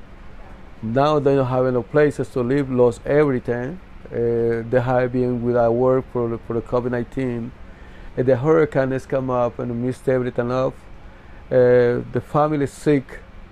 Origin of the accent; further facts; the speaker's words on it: San Pedro Sula, Cortés, Honduras; moved away as an adult; I was born in Honduras, San Pedro Sula, Cortes, in 1965. It's a reason that I had to come out from Honduras.